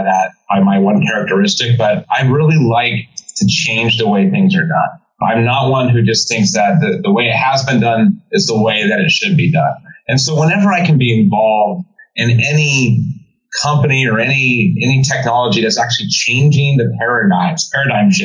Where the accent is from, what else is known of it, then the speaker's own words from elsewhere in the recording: San Diego, California, United States; now in East Coast, United States; growing up in San Diego